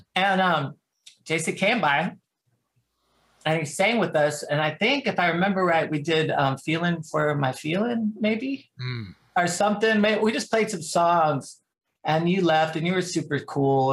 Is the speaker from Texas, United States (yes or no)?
yes; San Antonio, Texas, United States; also born or lived in Austin; I grew up in the San Antonio music scene